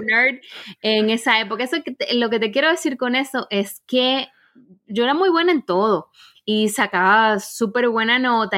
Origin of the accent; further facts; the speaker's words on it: Santo Domingo, Distrito Nacional, Dominican Republic; moved away as an adult; also born or lived in Santiago, Chile / Zurich, Switzerland; now in Germany; Yo soy eh, de Santo Domingo, de la República Dominicana, y viví ahí hasta que tuve 23 años.